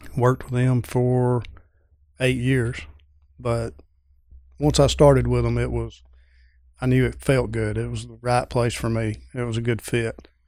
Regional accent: Pendergrass, Georgia, United States; Pendergrass, Georgia

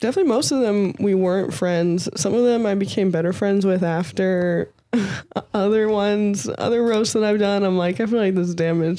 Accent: St. Louis, Missouri, United States; also born or lived in Northern California; I'm from St. Louis originally, and then I finished high school in Northern California.

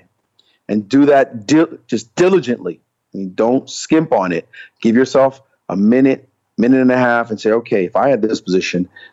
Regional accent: New York City, New York, United States; also born or lived in Jamaica; a little boy from Jamaica growing up in Brooklyn

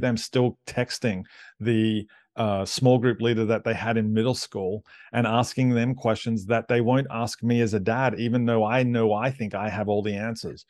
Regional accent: Australia; I'm Aussie

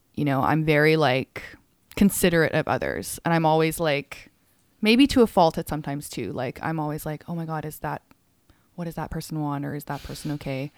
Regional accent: Calgary, Alberta, Canada; also born or lived in England / Hong Kong; I grew up half my childhood, like, in Hong Kong. Um, and then I moved to Calgary at, like, still a pretty young age and spent most of my life there.

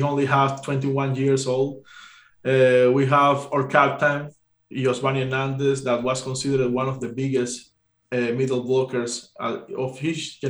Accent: Cuba; I'm Cuban

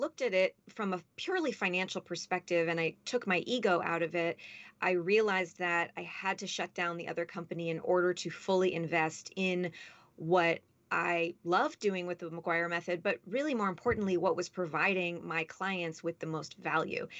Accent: Los Angeles, California, United States; also born or lived in Boston / Washington, D.C. / New York City; I grew up here in Los Angeles, and by here, I mean where I'm sitting in this moment

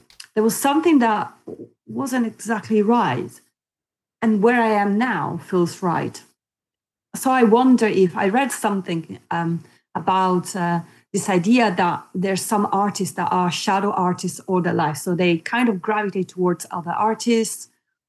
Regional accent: Italy; also born or lived in New Zealand / Spain; now in United Kingdom; I was born in Italy and I grew up in Italy, and then I left Italy, came to the UK, lived in the UK most of my life

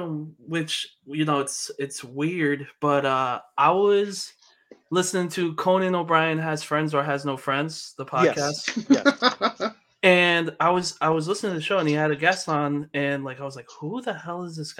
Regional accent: Worcester, Massachusetts, United States; I'm from Worcester, Massachusetts, in New England

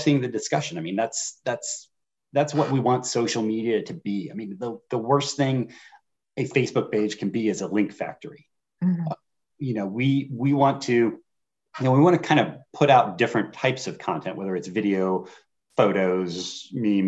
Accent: Northern Indiana, United States; now in Virginia, United States; I grew up in Northern Indiana around corn and beans, and coming to Virginia

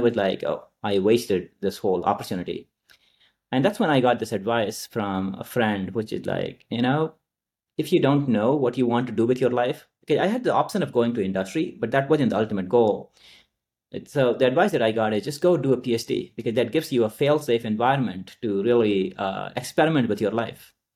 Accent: Nalanda, Bihar, India; moved away; I grew up in India, uh, in a very rural part called, uh, Nalanda, which is in Bihar.

